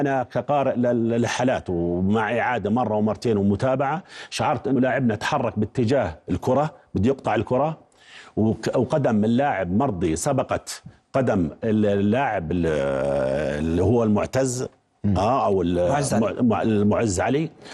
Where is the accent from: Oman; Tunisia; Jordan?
Jordan; احنا كاردنيين